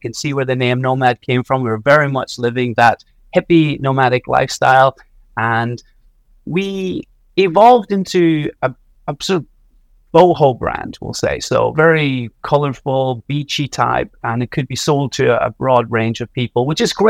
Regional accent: Donegal, Ulster, Ireland; I'm from Donegal in the northwest of Ireland

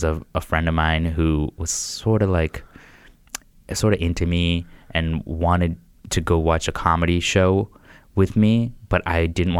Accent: Worcester, Massachusetts, United States; also born or lived in Boston; So I was like kind of living in Boston, living in Worcester. I grew up in Central Mass, Worcester.

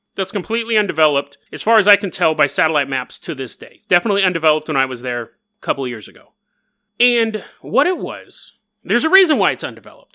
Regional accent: Sacramento, California, United States; moved away; my hometown of Sacramento, California.

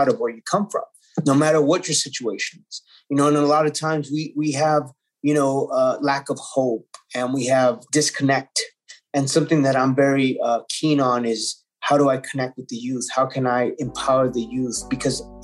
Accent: Los Angeles, California, United States; I was born in East Los Angeles and it was a predominantly Mexican-American community.

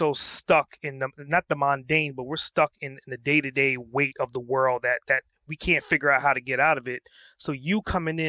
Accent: New York City, New York, United States; being from New York, growing up in Brooklyn

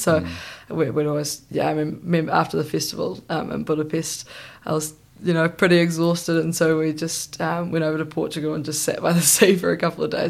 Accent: New Zealand; I felt incredibly connected to New Zealand.

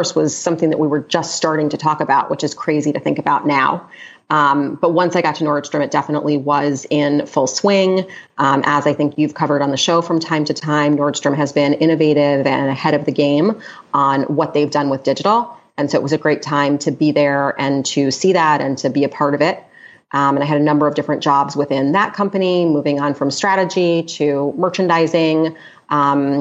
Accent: New York, United States; also born or lived in Los Angeles; New York, which is my hometown

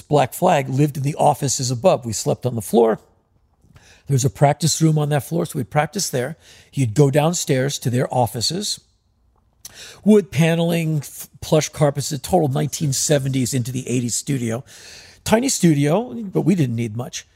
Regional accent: United States; we're from America

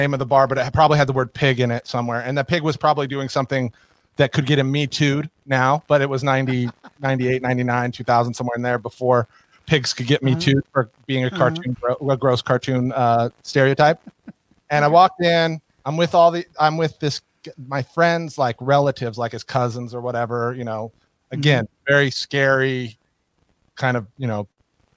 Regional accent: Reno, Nevada, United States; I'm from Reno

